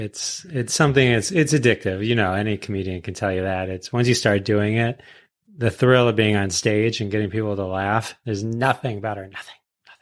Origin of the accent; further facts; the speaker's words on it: suburb of Detroit, Michigan, United States; suburb of Detroit